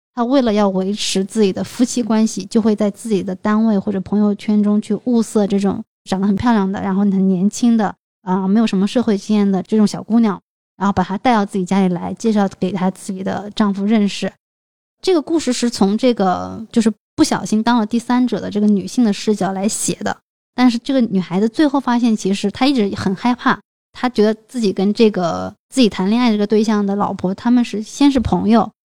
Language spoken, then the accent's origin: Chinese; China; 在我们中国人的这个习俗里面，结婚就是成家，买房啊，好像是一件必须要完成的事情